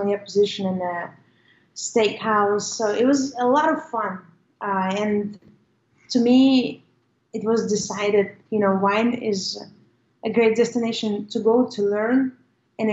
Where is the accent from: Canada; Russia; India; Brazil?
Russia; now in Austin, United States; I have kind of a multicultural background, growing up in Russia, moving to the US a long time ago